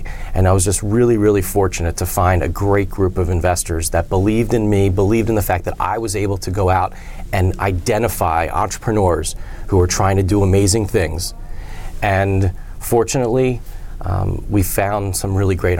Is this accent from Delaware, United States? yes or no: yes; Wilmington, Delaware, United States; I grew up in Wilmington, Delaware.